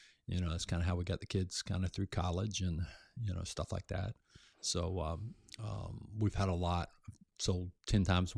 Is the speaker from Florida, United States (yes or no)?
yes; Florida, United States; I grew up in South Florida on the islands where a lot of people had a lot of money, a lot of boats, and I grew up around that.